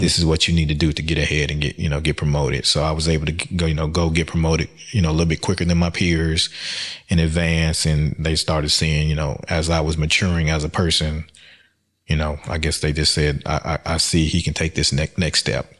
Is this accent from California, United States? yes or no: no; Birmingham, Alabama, United States; moved away; also born or lived in Florida; Birmingham, Alabama, West End, predominantly black education system